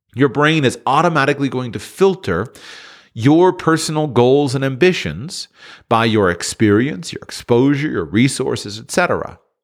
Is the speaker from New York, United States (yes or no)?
no; South Florida, United States; I'm born and raised in South Florida